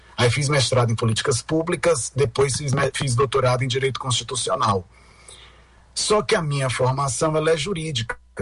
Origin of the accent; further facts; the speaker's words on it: São Luís, Maranhão, Brazil; moved away; quando eu nasci aí em São Luís